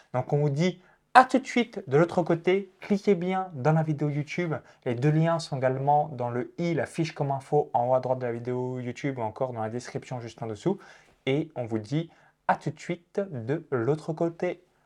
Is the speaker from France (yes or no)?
yes; countryside 20 km from Chalon-sur-Saône, Bourgogne-Franche-Comté, France; j'ai grandi euh, dans la campagne à 20 km de Chalon-sur-Saône